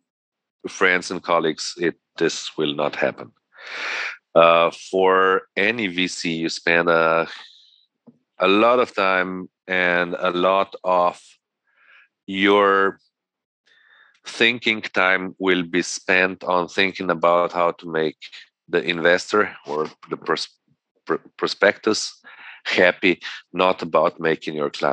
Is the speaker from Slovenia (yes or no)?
yes; Gorenjska, Upper Carniola, Slovenia; I come from Gorjenska.